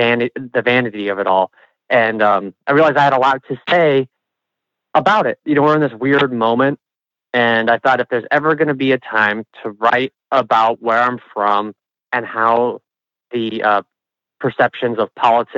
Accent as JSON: {"language": "English", "region": "Nebraska", "country": "United States", "said": "people would, hear that I'm from Nebraska."}